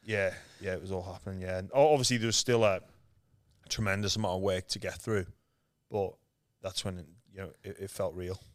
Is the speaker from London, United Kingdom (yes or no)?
no; Liverpool, North West England, United Kingdom; moved away as an adult; now in Australia; I was born in Liverpool, England, um, where there's no rugby league